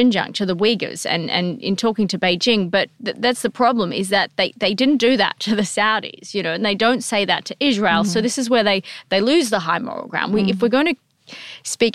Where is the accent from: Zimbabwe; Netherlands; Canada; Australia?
Australia; Perth, Western Australia; also born or lived in Fremantle; I'm from West Australia, so yeah. I grew up, my dad was in Fremantle, my mum lived up closer to Perth.